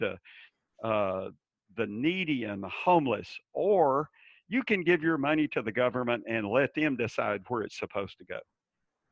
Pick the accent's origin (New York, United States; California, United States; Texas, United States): Texas, United States; Dallas; I grew up in Dallas in probably a lower middle class area